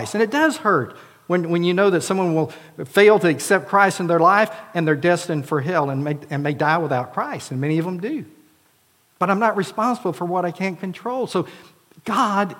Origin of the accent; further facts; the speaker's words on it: Florida, United States; now in Prattville, United States; Arlinda and I both were involved in Vacation Bible Schools in our churches, hers in Missouri until she moved to Florida, for me in Florida